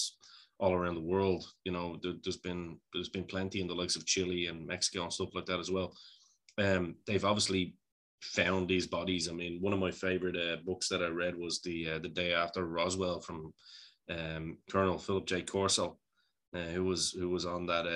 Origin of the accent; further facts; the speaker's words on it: Ireland; I'm a pagan, being an Irishman